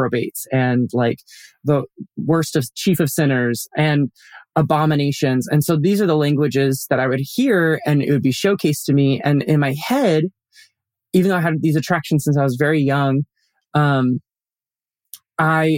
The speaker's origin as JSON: {"language": "English", "town": "Colorado Springs", "region": "Colorado", "country": "United States", "tie": "born or raised there", "said": "I grew up in Colorado Springs"}